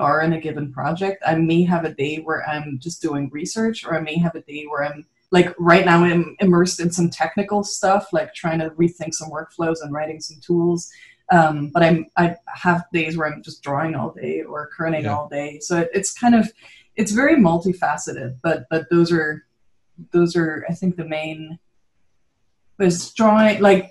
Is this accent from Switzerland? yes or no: yes; Switzerland; moved away as an adult; also born or lived in Netherlands; growing up in Switzerland